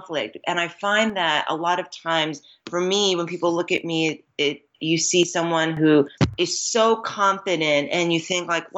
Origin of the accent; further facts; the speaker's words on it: Los Angeles, California, United States; also born or lived in Queens, New York / New York City / Greensboro, North Carolina; raised in the San Fernando Valley of Los Angeles.